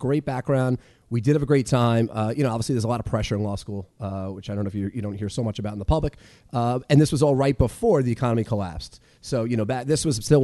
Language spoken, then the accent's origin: English; Dix Hills, New York, United States; now in New York City, United States; I grew up on the Nassau-Suffolk border, Melville, Dix Hills